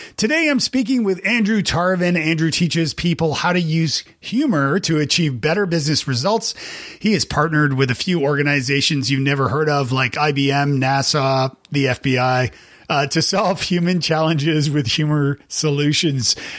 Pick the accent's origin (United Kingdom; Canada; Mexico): Canada; now in Nashville, United States; I'm from Canada